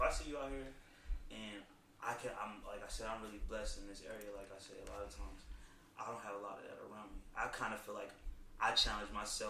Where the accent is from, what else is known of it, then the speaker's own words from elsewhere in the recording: Virginia, United States; I grew up in Northern Virginia, like, it was a lot there.